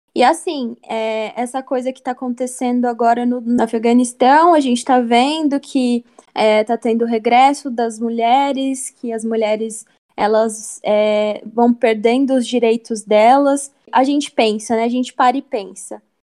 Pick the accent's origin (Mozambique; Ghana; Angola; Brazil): Brazil; a gente foi criado em um, num Brasil racista